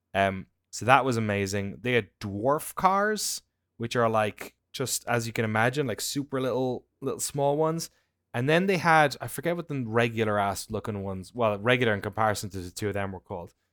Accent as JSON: {"language": "English", "country": "Ireland", "tie": "born or raised there", "moved": "yes", "said": "where I grew up in Ireland."}